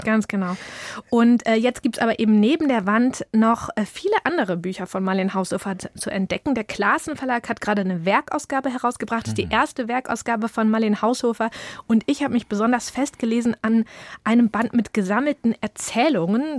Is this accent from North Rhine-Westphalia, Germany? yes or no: no; village near Schwarzenbek, Schleswig-Holstein, Germany; bei uns auf dem Dorf